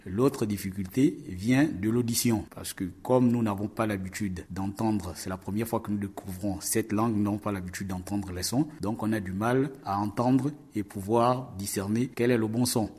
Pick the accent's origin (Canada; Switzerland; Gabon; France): Gabon; je viens de la République euh, gabonaise